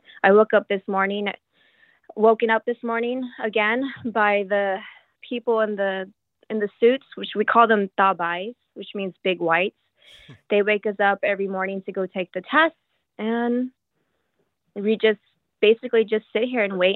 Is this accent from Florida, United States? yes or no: no; Texas, United States; moved away as an adult; now in Shanghai, China; I'm from the U.S., I'm from Texas